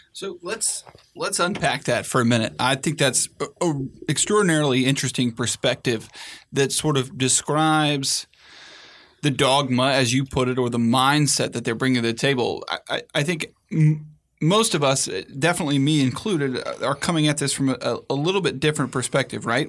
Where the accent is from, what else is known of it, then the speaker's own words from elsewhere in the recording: Atlanta, Georgia, United States; now in Washington, D.C., United States; my hometown in Atlanta